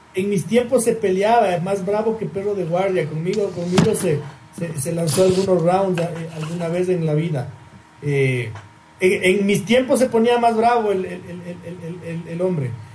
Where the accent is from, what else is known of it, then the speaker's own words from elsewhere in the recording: Ecuador; yo soy y quiero ser ecuatoriano